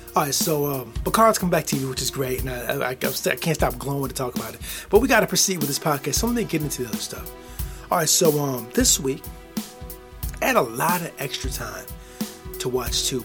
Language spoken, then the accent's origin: English; Midwest, United States; I'm from the United States of America. I'm in the United States, I'm in the Midwest